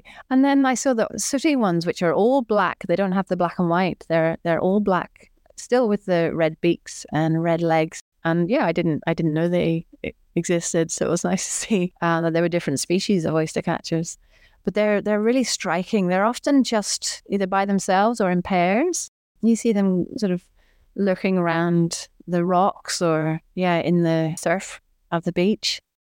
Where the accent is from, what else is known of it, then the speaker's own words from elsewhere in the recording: Belfast, Northern Ireland, United Kingdom; moved away as an adult; now in Victoria, Australia; I grew up in Belfast